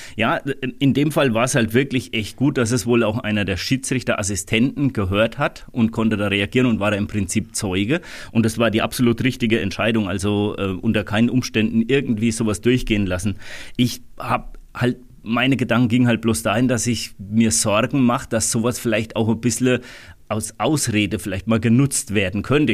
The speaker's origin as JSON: {"language": "German", "area": "Rhön", "region": "Bavaria", "country": "Germany", "said": "bei uns in der Rhön"}